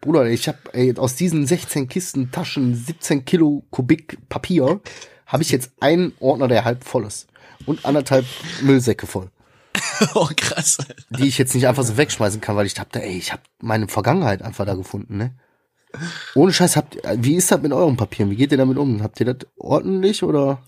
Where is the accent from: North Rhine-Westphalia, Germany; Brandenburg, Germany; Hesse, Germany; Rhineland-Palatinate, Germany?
North Rhine-Westphalia, Germany; Ruhr area; ich bin im Ruhrgebiet aufgewachsen